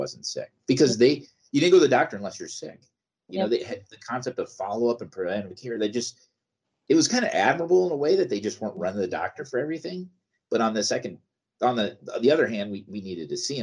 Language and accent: English; United States; As Americans